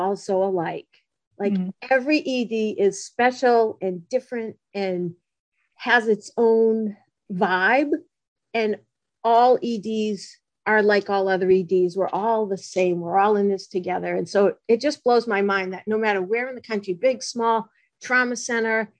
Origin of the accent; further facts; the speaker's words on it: Massachusetts, United States; I come from Massachusetts. If you hadn't told them, they would probably guess by my accent